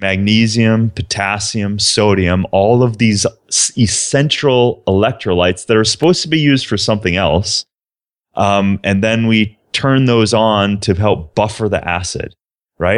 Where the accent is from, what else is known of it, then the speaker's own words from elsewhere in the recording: southern Minnesota, United States; I was a small town kid from southern Minnesota